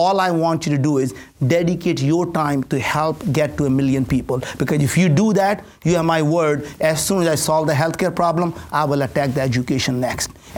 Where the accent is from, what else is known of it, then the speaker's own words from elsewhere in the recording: India; English is a second language; now in United States; I grew up in India with absolutely no food to eat, no place to stay. Came to this country with absolutely nothing. Didn't speak the language